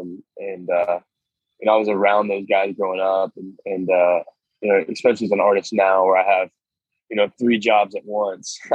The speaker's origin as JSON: {"language": "English", "town": "Nashville", "region": "Tennessee", "country": "United States", "tie": "born or raised there", "said": "I grew up in Nashville"}